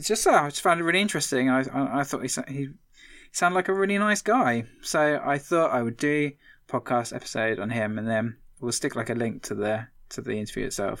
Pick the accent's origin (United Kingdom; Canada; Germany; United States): United Kingdom; East of England; I'm obviously from Essex, so I like hearing that little, like, that thing.